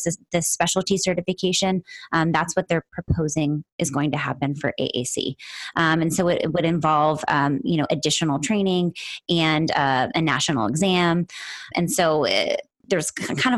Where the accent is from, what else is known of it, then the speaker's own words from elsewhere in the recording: East Coast, United States; moved away as an adult; now in Los Angeles, United States; That's where I'm based, but I'm actually from the East Coast. I moved out here about 5 years ago